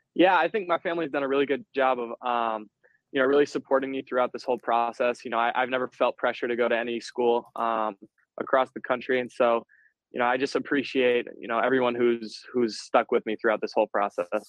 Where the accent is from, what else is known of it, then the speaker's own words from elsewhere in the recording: Ann Arbor, Michigan, United States; close to my hometown